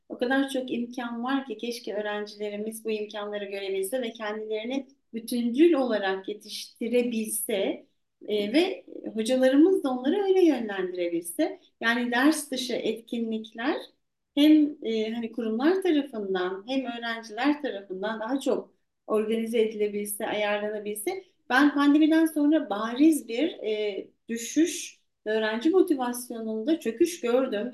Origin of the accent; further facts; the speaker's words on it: Eskişehir, Turkey; moved away as an adult; now in Ankara, Turkey; ben Eskişehirliyim